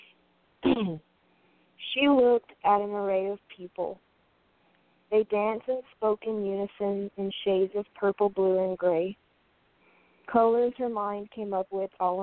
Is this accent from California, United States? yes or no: no; Louisiana, United States; now in Portland, United States; I'm from Louisiana, and I live in Portland now